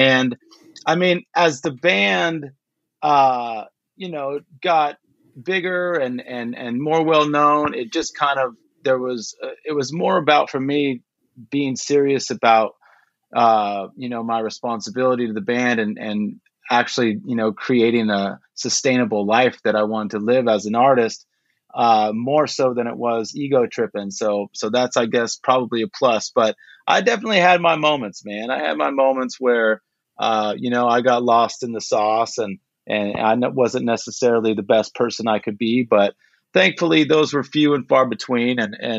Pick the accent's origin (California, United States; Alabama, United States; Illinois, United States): California, United States; Pico Rivera; So I grew up in Pico Rivera. Basically, it's outskirts East LA. Right on the back of the 605 freeway, the 605 and the 5 freeway.